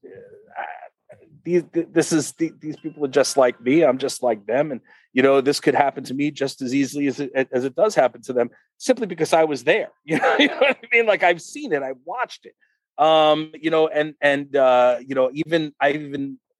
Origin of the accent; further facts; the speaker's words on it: Uniondale, New York, United States; I grew up in Uniondale, New York